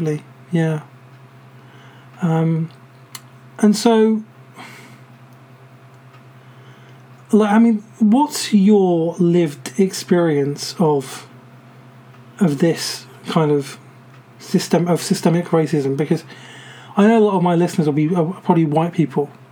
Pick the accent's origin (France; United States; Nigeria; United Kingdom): United Kingdom; for me as a British person